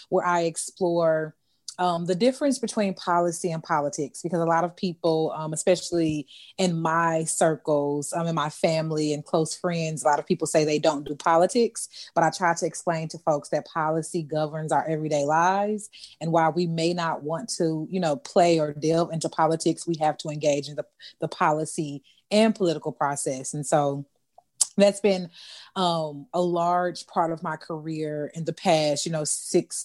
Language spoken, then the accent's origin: English; Memphis, Tennessee, United States; accent: Southern drawl; now in Milwaukee, United States; I was born in Milwaukee, but raised in Memphis, Tennessee, and I've been back in Wisconsin since 2007